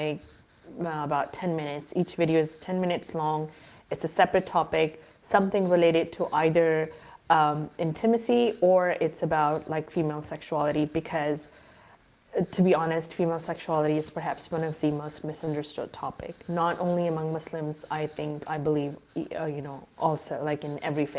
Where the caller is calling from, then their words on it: Qatar; I am right now in the Middle East. I'm in Qatar.